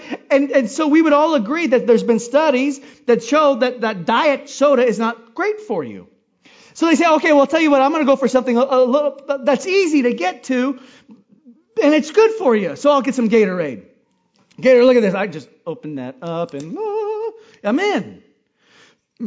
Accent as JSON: {"language": "English", "region": "Hawaii", "country": "United States", "tie": "born or raised there", "said": "I grew up in Hawaii eating coconuts"}